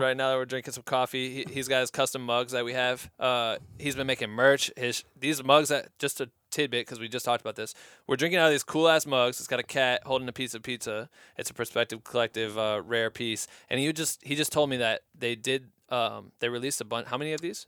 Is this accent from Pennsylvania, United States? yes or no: no; Cedar Falls, Iowa, United States; now in Los Angeles, United States; we're both from Cedar Falls, Iowa